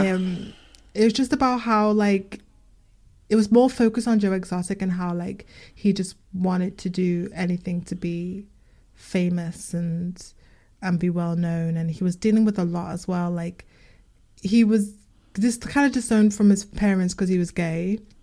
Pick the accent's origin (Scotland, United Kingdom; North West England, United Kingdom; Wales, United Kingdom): North West England, United Kingdom; Liverpool; accent: Liverpool